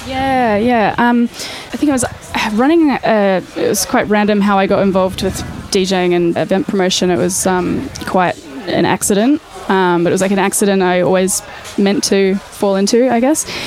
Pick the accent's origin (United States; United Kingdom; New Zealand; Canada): New Zealand; moved away as an adult; now in Australia; I'm from New Zealand